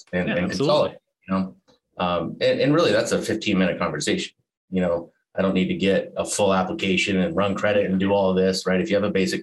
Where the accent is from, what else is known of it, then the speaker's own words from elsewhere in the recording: Alaska, United States; moved away as an adult; also born or lived in Montana; now in Arizona, United States; I was born in Montana. Okay. I moved to Alaska when I was 5, graduated high school there